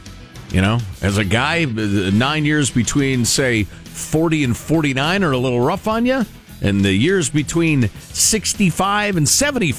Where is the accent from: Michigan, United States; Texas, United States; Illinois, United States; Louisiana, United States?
Illinois, United States; Chicago; I grew up in Chicago where the dead vote in huge numbers.